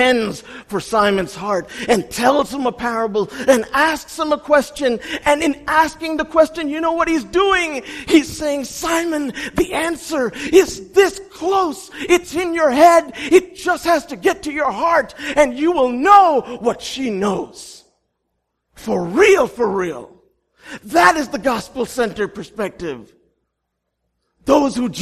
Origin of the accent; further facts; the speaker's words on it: India; I'm Indian